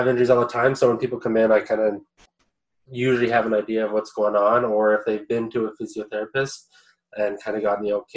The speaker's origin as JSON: {"language": "English", "area": "near Listowel", "region": "Ontario", "country": "Canada", "tie": "born or raised there", "also_born_or_lived": "London, Ontario / England", "said": "I grew up in Kurtzville. It's like 10 minutes outside of Listowel"}